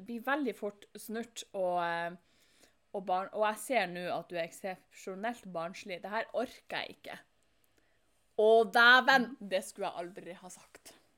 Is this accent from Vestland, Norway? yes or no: no; Fauske, Nordland, Norway; der jeg kommer ifra